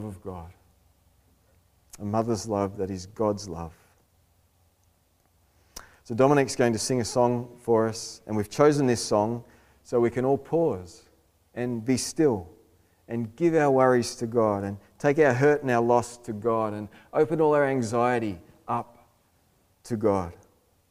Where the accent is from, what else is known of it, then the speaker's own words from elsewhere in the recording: Australia; I'm an Aussie male